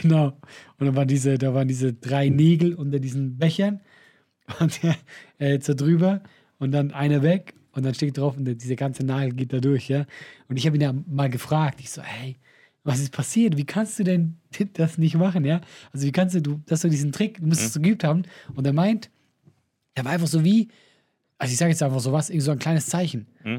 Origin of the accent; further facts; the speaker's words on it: Switzerland; als Schweizer